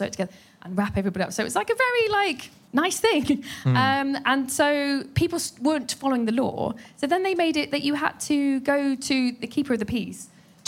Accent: United Kingdom; I am sweating, but I am British.

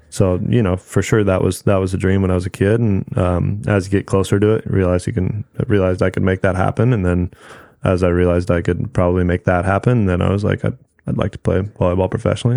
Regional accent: Newport Beach, California, United States; I grew up in Newport Beach

